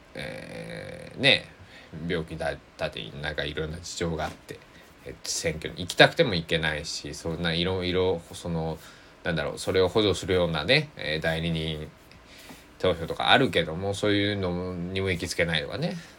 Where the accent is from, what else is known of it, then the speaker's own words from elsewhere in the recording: Kochi, Japan; moved away as an adult; also born or lived in Kagawa Prefecture; now in Kagawa, Japan; 高知県生まれ育ちな僕は